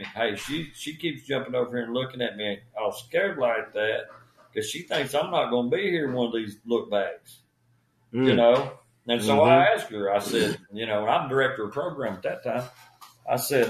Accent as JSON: {"language": "English", "town": "Spring City", "region": "Tennessee", "country": "United States", "tie": "born or raised there"}